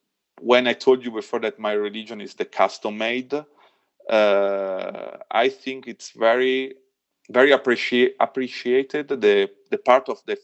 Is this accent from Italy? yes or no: yes; Milan, Lombardy, Italy; English is a second language; moved away as an adult; now in Val di Zoldo, Italy; I'm from Milano, born and raised in Milano